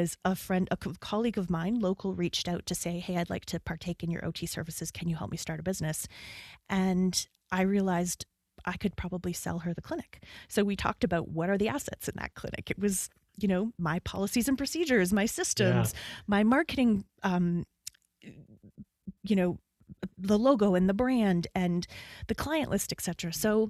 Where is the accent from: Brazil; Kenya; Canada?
Canada; … identifies as a Canadian. I lead with that. I identify, yes. If my accent isn't the biggest giveaway